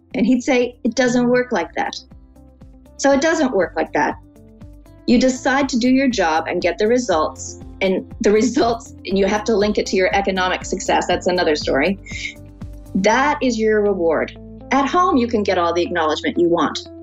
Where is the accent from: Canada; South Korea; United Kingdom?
Canada; as a Canadian